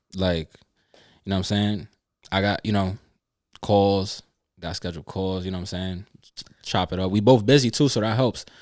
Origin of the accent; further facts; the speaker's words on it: New York, United States; being a New Yorker